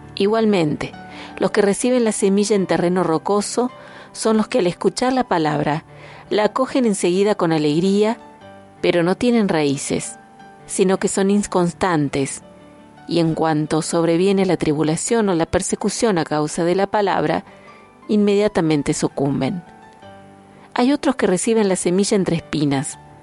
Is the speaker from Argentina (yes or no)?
yes; Argentina; como argentinos